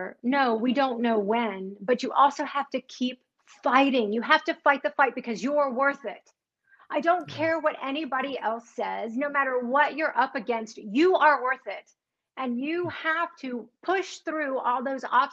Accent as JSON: {"language": "English", "region": "North Carolina", "country": "United States", "tie": "born or raised there", "said": "I grew up in North Carolina, actually, is where I spent the majority of my life."}